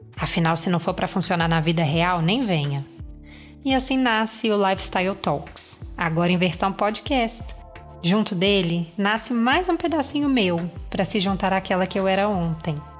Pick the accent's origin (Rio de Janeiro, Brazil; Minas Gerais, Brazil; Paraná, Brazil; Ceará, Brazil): Minas Gerais, Brazil; eu sou mineira